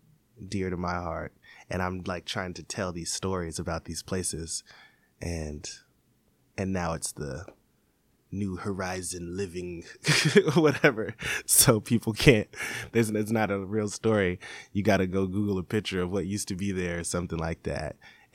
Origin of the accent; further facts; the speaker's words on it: Seattle, Washington, United States; for people that may not be from here, that there's a Seattle that you should try and educate yourself on.